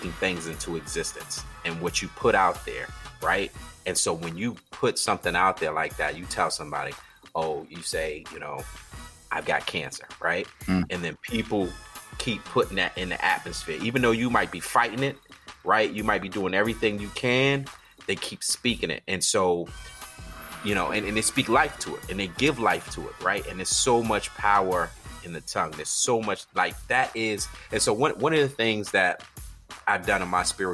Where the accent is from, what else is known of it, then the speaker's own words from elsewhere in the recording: Georgetown, South Carolina, United States; also born or lived in Orangeburg, South Carolina; I grew up in South Carolina, Georgetown